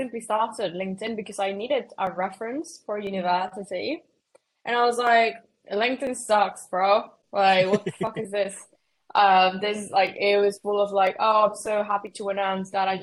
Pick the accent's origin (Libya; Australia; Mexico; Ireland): Mexico; now in United Kingdom; I'm from Mexico, but I've been living in the UK. So if anyone gets confused at my accent, is because I'm actually Mexican